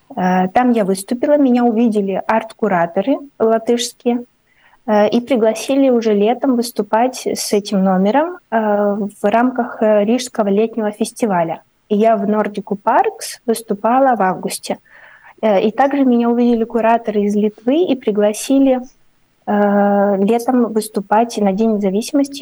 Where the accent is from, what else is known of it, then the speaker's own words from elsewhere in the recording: Ukraine; moved away as an adult; now in Riga, Latvia; я как писатель из Украины